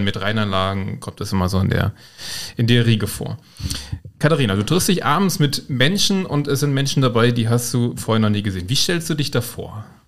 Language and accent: German; Rhineland-Palatinate, Germany; ich bin auch Moselaner